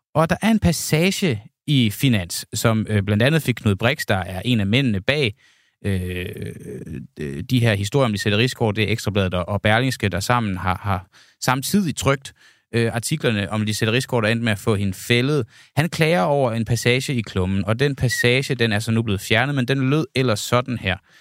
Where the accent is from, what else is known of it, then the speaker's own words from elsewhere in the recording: Denmark; jeg er altså fra Jylland